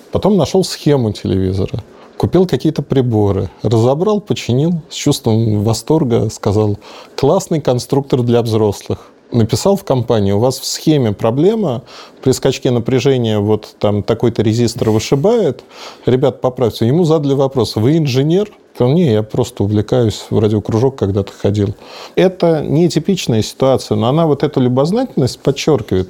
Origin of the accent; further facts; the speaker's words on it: Russia; мы русские